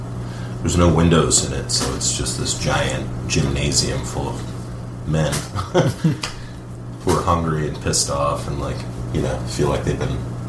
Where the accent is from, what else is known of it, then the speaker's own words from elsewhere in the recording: California, United States; moved away; Yeah, I'm from California.